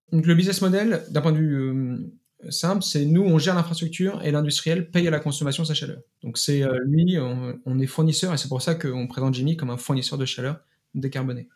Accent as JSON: {"language": "French", "town": "Paris", "region": "Île-de-France", "country": "France", "said": "je suis euh, parisien"}